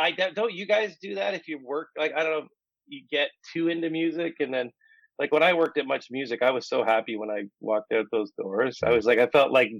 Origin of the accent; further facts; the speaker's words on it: outside Windsor, Ontario, Canada; now in Toronto, Canada; I'm not from Windsor, but I'm from outside Windsor. So that's where I get my music from. I'm not a Toronto kid